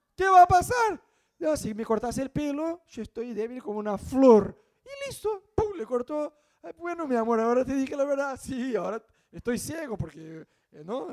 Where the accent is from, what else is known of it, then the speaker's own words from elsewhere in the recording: Brazil; Spanish is a second language; now in Argentina; nosotros que somos brasileños